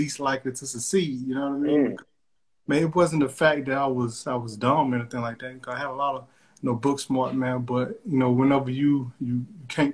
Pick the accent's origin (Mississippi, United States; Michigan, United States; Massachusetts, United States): Mississippi, United States; State Line; I'm originally from Mississippi, from a small rural place in Mississippi called Stateline